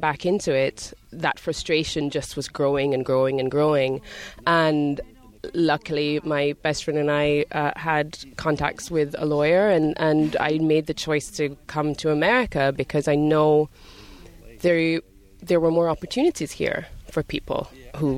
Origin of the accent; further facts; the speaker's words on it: Jamaica; also born or lived in Scotland / London; now in United States; I grew up in Jamaica.